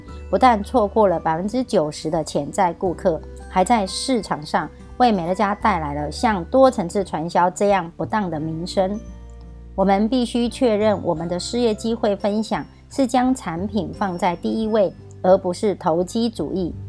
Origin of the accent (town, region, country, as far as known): Miaoli County, Taiwan